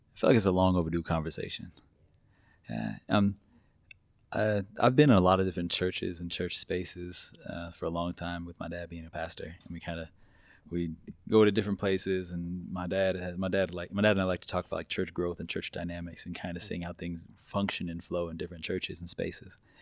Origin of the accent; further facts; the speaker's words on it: Hillsboro, Kansas, United States; also born or lived in Wichita, Kansas; I was born in Hillsboro, which is a small town in backwoods Kansas